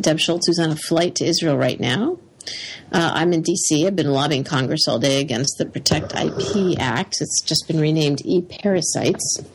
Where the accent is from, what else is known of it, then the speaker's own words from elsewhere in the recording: Canada; now in United States; I became American, so I'm a Canadian-American.